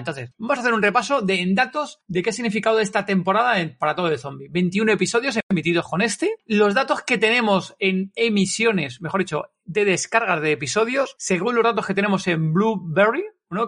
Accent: Spain; somos españoles

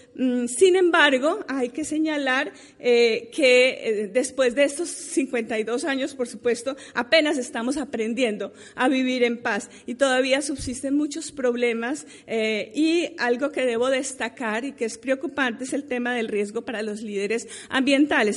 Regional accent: Colombia; nosotros mismos como colombianos

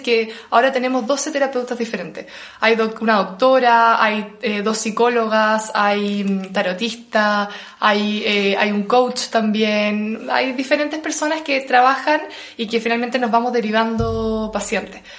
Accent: Chile; moved away as an adult; also born or lived in Australia / Bali; como buen chileno

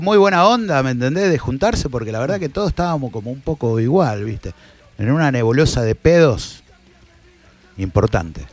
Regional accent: Rosario, Santa Fe, Argentina; Éramos todos de barrio

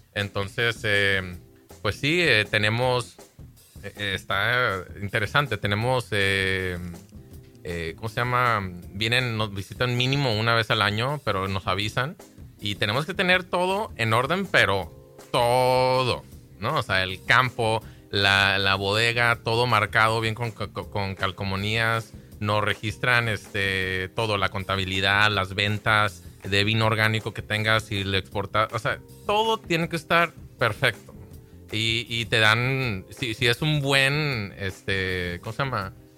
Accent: Baja California, Mexico; aquí en Baja California, es mi tierra, es donde crecí

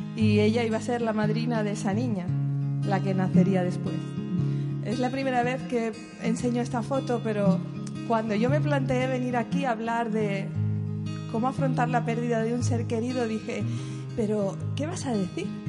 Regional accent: Seville, Andalusia, Spain; moved away as an adult; also born or lived in Barcelona; soy de Sevilla

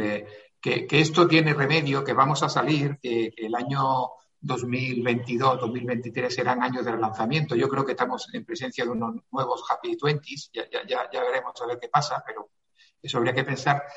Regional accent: Granada, Andalusia, Spain; now in Madrid, Spain; yo soy granadino eh, apurado, granadino

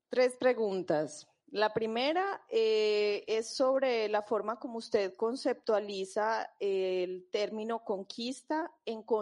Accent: Brazil; moved away; yo vengo también de Brasil

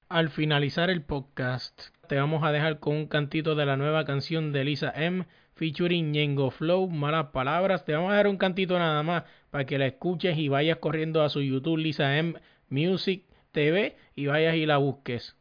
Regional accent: San Juan, Puerto Rico; moved away; donde yo me crié, donde practiqué esto ya no existían, canchas donde practiqué en la high school, yo soy de Manuela Pérez

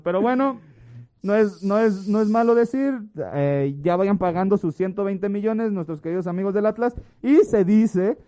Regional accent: Mexico; tenemos lo que merecemos como mexicano

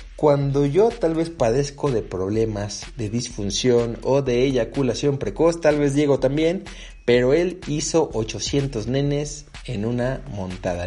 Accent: Mexico; acá en México

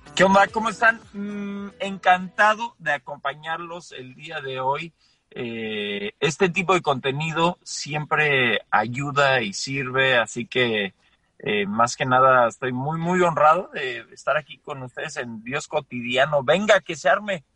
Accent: Mexico City, Mexico; moved away as an adult; also born or lived in Colorado, United States / Las Vegas, United States; now in Austin, United States; nací en la Ciudad de México, viví en la Ciudad de México hasta la prepa

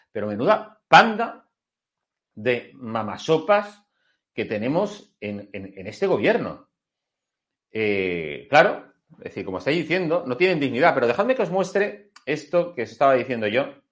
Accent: Spain; como español

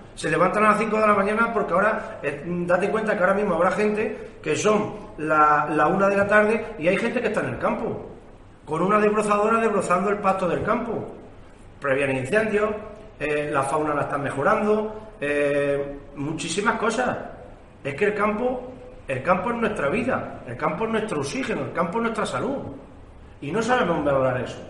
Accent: Spain; me enorgullezco de ser español

